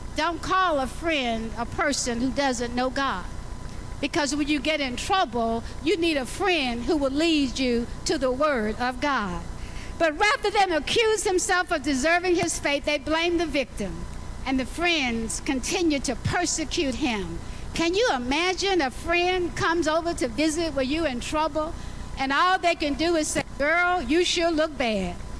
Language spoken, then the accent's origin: English; Alabama, United States; I was born in Alabama